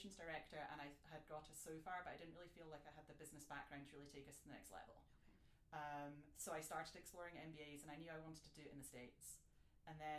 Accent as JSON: {"language": "English", "region": "Scotland", "country": "United Kingdom", "moved": "as an adult", "said": "I'm from Scotland, and I did law as an undergrad"}